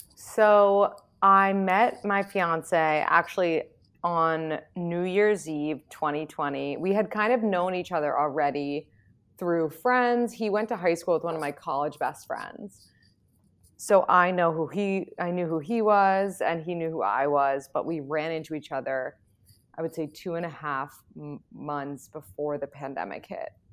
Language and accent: English; New York City, New York, United States; I'm from New York City